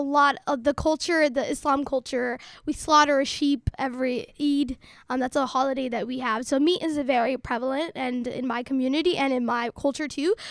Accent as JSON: {"language": "English", "town": "Salt Lake City", "region": "Utah", "country": "United States", "tie": "born or raised there", "also_born_or_lived": "Dadaab, Kenya / Somalia (ancestry)", "first_language": "Somali"}